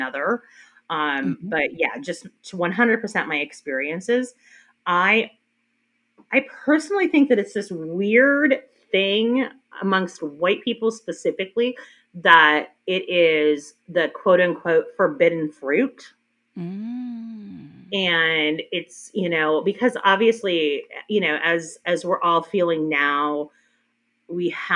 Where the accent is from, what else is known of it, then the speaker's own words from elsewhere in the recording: Minnesota, United States; a very, very small town in Minnesota, and I did not have any black people in grade school